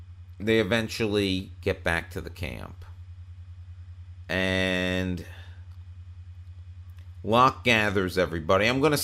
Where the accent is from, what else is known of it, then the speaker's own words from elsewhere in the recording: Long Island, New York, United States; I'm from Long Island.